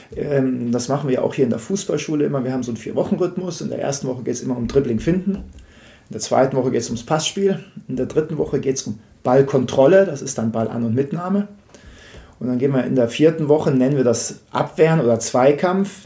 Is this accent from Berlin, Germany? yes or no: no; Munich, Bavaria, Germany; ich komme aus München